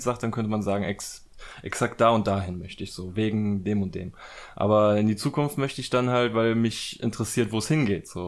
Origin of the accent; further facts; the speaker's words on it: Germany; wir dann so als Deutsche